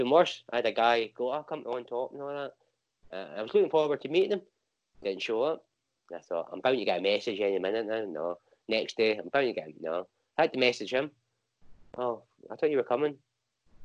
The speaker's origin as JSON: {"language": "English", "town": "Inverurie", "region": "Scotland", "country": "United Kingdom", "tie": "born or raised there", "also_born_or_lived": "Banbury, Oxfordshire", "moved": "as an adult", "lives_now": "Glasgow, United Kingdom", "said": "Up the other side of Aberdeen. So a wee town called Inverurie. That's where I grew up"}